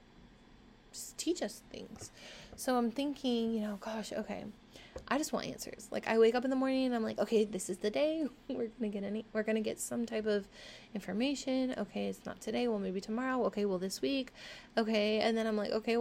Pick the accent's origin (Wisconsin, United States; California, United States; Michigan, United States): California, United States; Orange County, Southern; I've lived in Southern California my entire life. So I feel like I am very well rounded in regards to like being able to live around a lot of diversity, I guess. Like growing up in Orange County